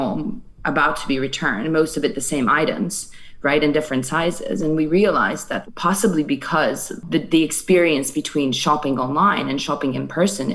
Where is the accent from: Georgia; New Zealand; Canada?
Georgia; moved away as an adult; also born or lived in Paris, France / New York, United States / San Francisco, United States; now in London, United Kingdom; I am originally from Georgia, which is the country, not the state. I get that a lot. And I was born and raised there.